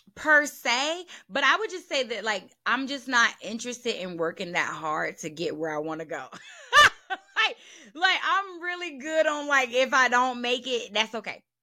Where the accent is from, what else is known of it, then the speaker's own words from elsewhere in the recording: the South, United States; I'm from the South